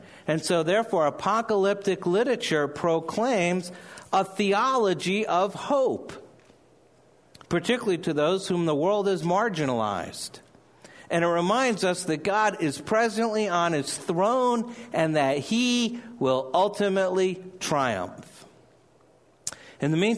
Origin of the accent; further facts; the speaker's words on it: New Jersey, United States; I say things funny. I'm from New Jersey